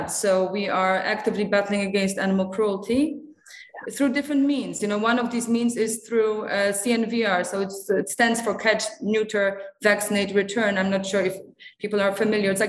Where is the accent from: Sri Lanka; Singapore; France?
Singapore; also born or lived in Poland; I'm originally from Poland. Uh, I'm a vet uh, who graduated from the Polish University in Warsaw. Uh, but I grew up in Asia, so I have a very strong bond to, to Asia. I grew up in Singapore